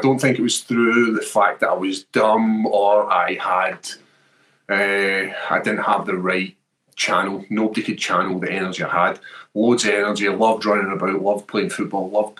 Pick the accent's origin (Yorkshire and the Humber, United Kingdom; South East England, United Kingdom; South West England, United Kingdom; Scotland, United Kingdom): Scotland, United Kingdom; Airdrie; my hometown when Bruce Buffer calls Airdrie